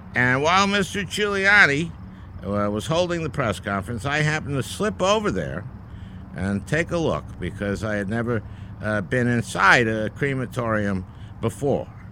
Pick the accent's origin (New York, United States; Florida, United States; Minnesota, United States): Minnesota, United States; my home state of Minnesota